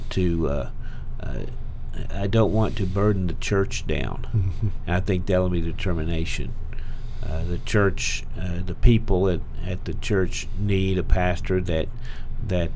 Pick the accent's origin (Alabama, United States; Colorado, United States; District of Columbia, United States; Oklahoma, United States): Oklahoma, United States; I'm from Oklahoma